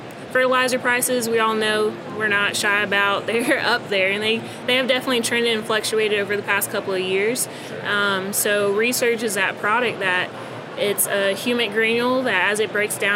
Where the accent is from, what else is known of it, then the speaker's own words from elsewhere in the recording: Florida, United States; I am, born and raised